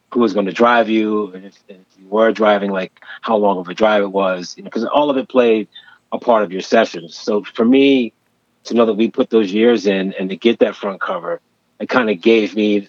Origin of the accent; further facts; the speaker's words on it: Wilmington, Delaware, United States; moved away as an adult; now in Philadelphia, United States; I graduated in 82, and then I moved to Philadelphia from Wilmington, Delaware